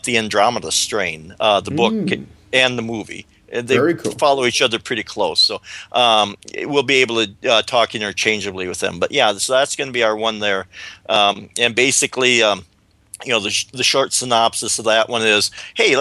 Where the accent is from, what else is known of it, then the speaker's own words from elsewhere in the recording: South Dakota, United States; Growing up on the plains of South Dakota